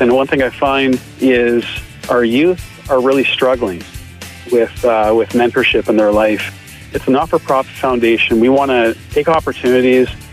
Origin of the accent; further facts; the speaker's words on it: Barrie, Ontario, Canada; moved away as an adult; now in Alberta, Canada; I grew up in Barrie, Ontario